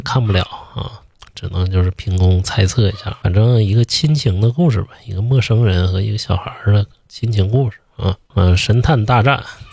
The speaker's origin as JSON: {"language": "Chinese", "country": "China", "said": "咱们中国人老讲究什么人在家在呀"}